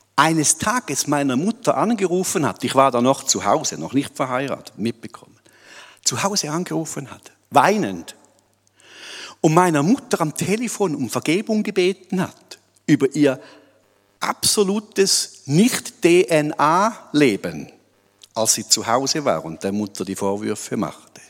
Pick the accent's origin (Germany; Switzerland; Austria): Switzerland; als Schweizer Gemeinde